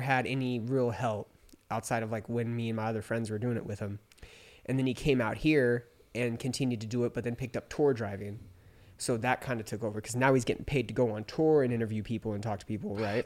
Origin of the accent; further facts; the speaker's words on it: Palm Springs, California, United States; moved away as an adult; also born or lived in Orange County, California; I grew up in Palm Springs, California.